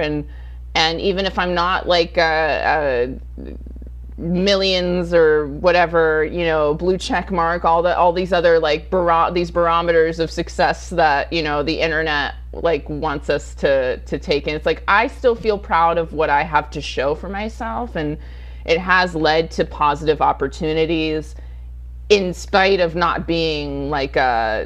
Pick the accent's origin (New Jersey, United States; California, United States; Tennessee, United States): California, United States; Rancho Cucamonga; also born or lived in Sacramento, California / Los Angeles; I was born in Sacramento. We moved downstate. You know, my parents divorced when I was extremely young, and so my mom and her much older boyfriend raised my sister and I in Rancho Cucamonga for a significant amount of time.